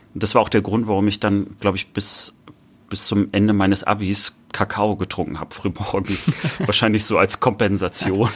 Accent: north-east Germany, Germany; ich sage häufiger dann Nordosten, wenn mich jemand fragt, wo, woher ich komme

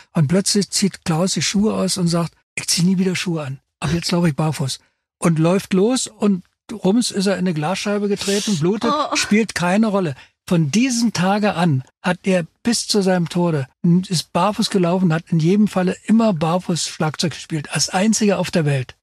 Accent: the East, East Germany, Germany; wir kommen aus dem Osten, da sind wir sozialisiert

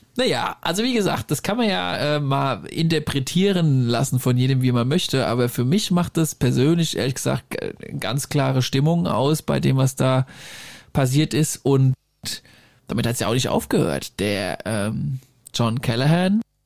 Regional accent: Germany; accent: Hessian-Bavarian, with Franconian and Bavarian; ich doch äh, leicht hessisch-bayerische Abstammung habe. Zumal ich da auch noch was Fränkisches und was Bayerisches drin habe.

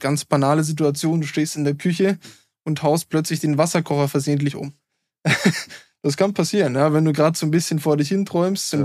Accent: Germany; als Deutscher

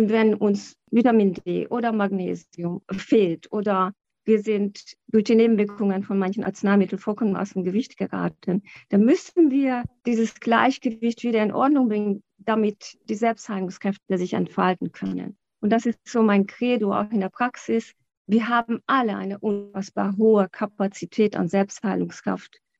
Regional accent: Hungary; German is a second language; Ich bin in Ungarn aufgewachsen

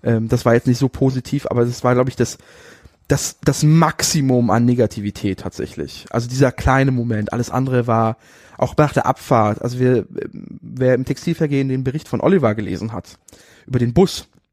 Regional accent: Berlin, Germany; aus Germany, Berlin

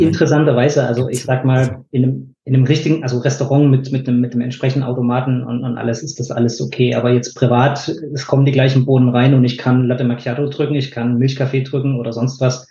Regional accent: Bad Lobenstein, Thuringia, Germany; moved away as an adult; also born or lived in Nuremberg; now in Weinheim, Germany; Da komme ich auch nicht ursprünglich her. Ich komme aus Thüringen, habe dann 15 Jahre äh, bei Nürnberg gelebt

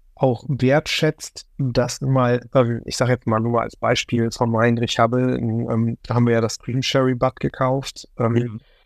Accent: Remscheid, North Rhine-Westphalia, Germany; Remscheid-Lennep, das ist der Ort, wo ich herkomme

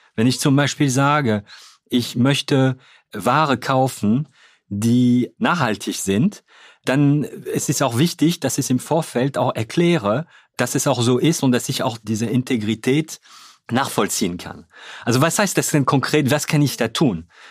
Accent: Hauts-de-France, France; German is a second language; moved away as an adult; also born or lived in Cologne, Germany; now in Germany; ich bin Franzose, ich bin äh, ja in Nordfrankreich geboren.

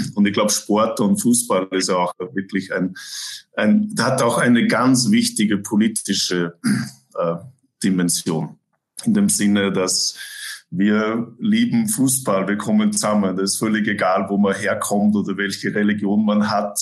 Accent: Innviertel, Upper Austria, Austria; also born or lived in Toronto, Canada; now in Vancouver, Canada; Ich bin aus dem Innviertel

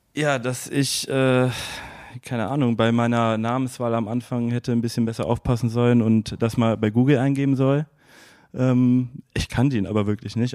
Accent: Erftstadt, North Rhine-Westphalia, Germany; also born or lived in Bergisch Gladbach / Cologne; aus Erfstadt

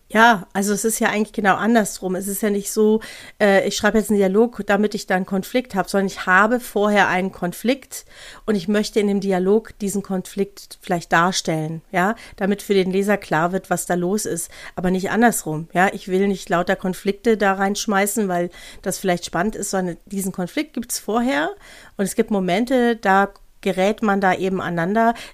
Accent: North Rhine-Westphalia, Germany; now in Bavaria, Germany; Also ich komme ja aus Nordrhein-Westfalen und habe ja jetzt nicht so einen starken Dialekt wie hier manchmal in Bayern.

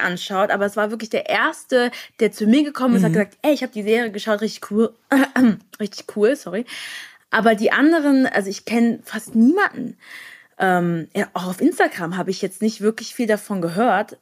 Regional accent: near Frankfurt, Hesse, Germany; ich komme aus der Nähe von Frankfurt

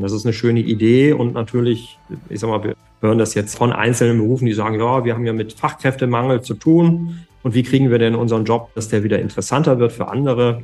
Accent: Germany; bei uns in Deutschland und in Europa

